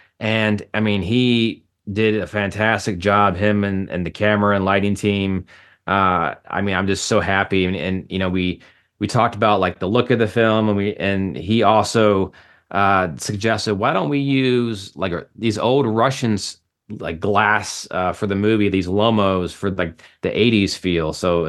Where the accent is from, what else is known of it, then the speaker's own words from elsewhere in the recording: Chicago, Illinois, United States; now in Los Angeles, United States; No, so I came from Chicago. I went to Columbia College Film School.